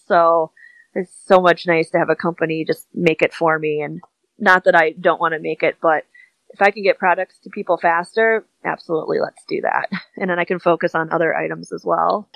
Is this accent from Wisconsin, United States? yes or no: yes; Wisconsin, United States; accent: Midwest; I'm like, yeah, I have a Midwest accent.